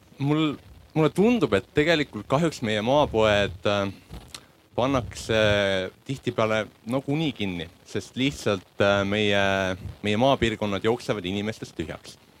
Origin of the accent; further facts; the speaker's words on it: Central Estonia, Estonia; minu kodukandi maapood Kesk-Eestis pandi kinni juba ammu